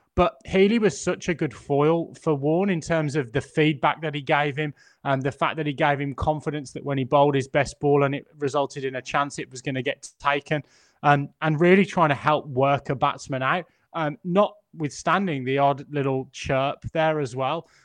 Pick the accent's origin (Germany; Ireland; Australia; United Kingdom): United Kingdom; England; as an Englishman